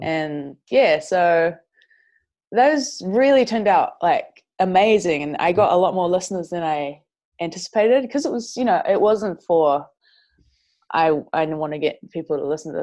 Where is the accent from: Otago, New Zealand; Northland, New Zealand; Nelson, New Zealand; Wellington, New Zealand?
Northland, New Zealand; Whangarei; So I'm from Whangarei, New yep. Zealand.